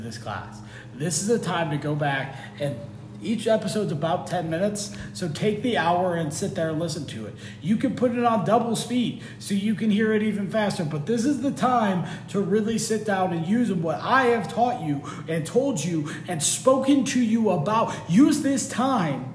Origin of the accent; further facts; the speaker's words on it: United States; We are one massive culture here in the United States